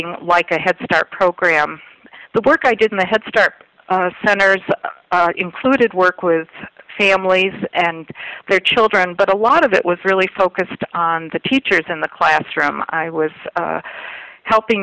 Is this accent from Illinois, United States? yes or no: yes; Illinois, United States; the state of Illinois, my home state